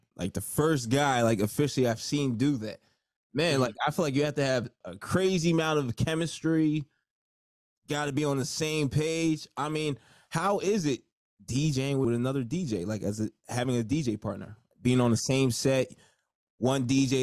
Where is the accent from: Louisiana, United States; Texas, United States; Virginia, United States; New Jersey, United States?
New Jersey, United States; I'm from Jersey